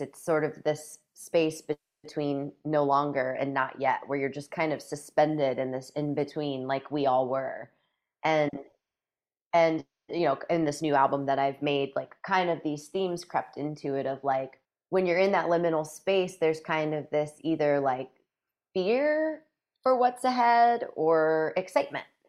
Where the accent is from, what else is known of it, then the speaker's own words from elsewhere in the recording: a few hours south of northeastern Iowa, Midwest, United States; now in Northeast Iowa, United States; I grew up a few hours south of here